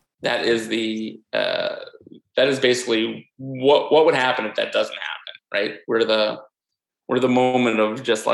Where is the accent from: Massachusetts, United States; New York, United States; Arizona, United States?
New York, United States; me as a New Yorker